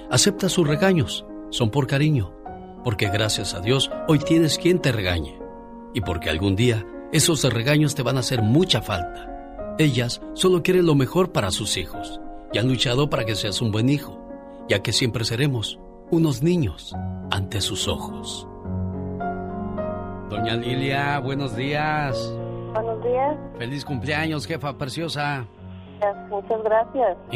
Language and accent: Spanish; Guadalajara, Jalisco, Mexico; moved away; Saludos a la gente de Guadalajara, Jalisco, porque un día salí de Jalisco, pero Jalisco nunca salió de mí.